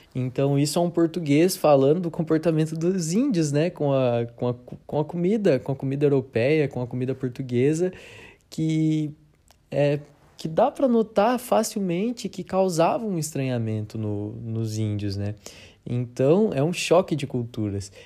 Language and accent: Portuguese; Sorocaba, São Paulo, Brazil; nós aqui, é, que somos de, de Sorocaba, né, do interior de São Paulo